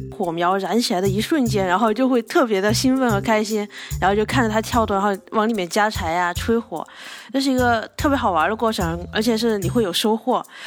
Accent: Hechuan, Chongqing, China; 我的家乡在重庆河川。呃，我的家就在重庆河川的城区

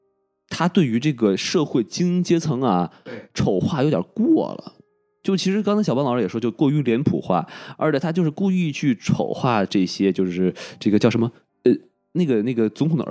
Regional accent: China; 就是说很多人都在抹黑我们中国人形象嘛，说一个没有信仰的民族

